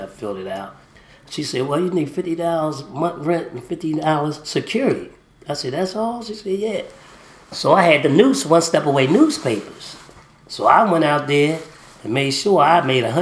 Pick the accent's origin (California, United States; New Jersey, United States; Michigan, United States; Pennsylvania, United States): Pennsylvania, United States; Philadelphia; also born or lived in McRae, Georgia; I was raised up in Philadelphia, Pennsylvania, but I was born in McRae, Georgia